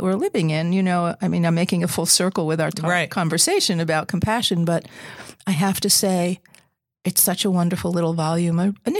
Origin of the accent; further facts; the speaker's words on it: Wayne, New Jersey, United States; also born or lived in Paterson, New Jersey; I was born in New Jersey in Paterson, New Jersey.